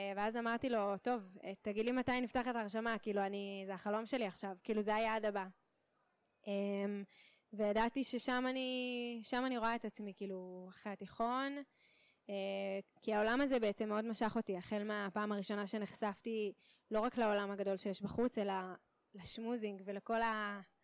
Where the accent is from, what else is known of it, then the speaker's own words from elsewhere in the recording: Kiryat Tiv'on, Northern District, Israel; moved away as an adult; also born or lived in Connecticut, United States; now in Beersheba, Israel; במקור מקריית טבעון בצפון